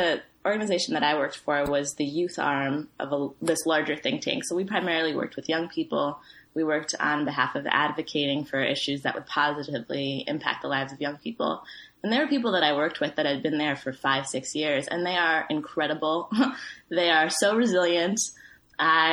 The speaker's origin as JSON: {"language": "English", "country": "Ethiopia", "moved": "yes", "said": "I'm from Ethiopia"}